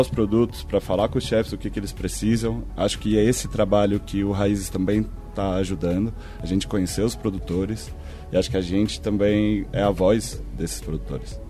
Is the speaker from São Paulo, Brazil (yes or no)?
no; Florianópolis, Santa Catarina, Brazil; sou manezinho